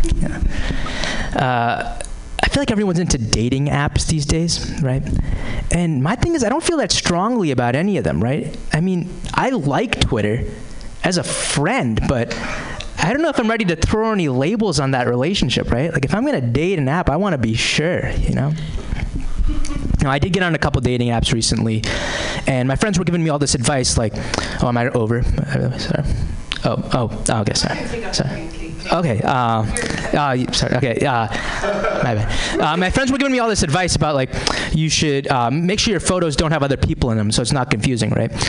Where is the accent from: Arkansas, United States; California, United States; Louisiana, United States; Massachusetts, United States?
Massachusetts, United States; Boston; I am from the Boston area originally.